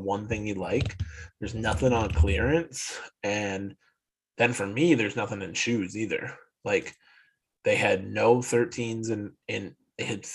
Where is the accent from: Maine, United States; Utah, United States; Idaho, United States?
Maine, United States; now in New York, United States; I'm originally from Maine, so when we go home to Maine